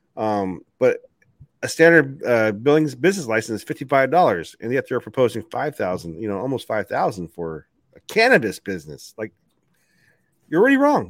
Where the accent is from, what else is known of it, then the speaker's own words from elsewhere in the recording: United States; I, as an American